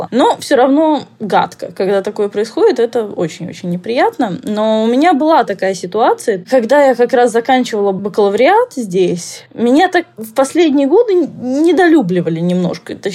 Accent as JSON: {"language": "Russian", "country": "Slovakia", "tie": "born or raised there", "also_born_or_lived": "Moscow, Russia", "said": "где-то с лет двух-трех мы начали ездить в Словакию, у меня то есть здесь мама работала, потом перебрались вообще."}